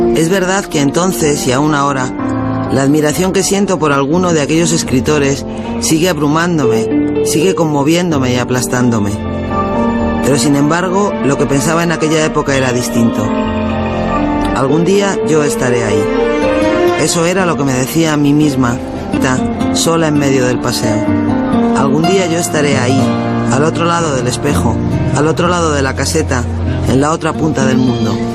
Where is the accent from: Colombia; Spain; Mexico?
Spain; Madrid, Community of Madrid; el balcón desde el que contemplé el mundo cuando era niña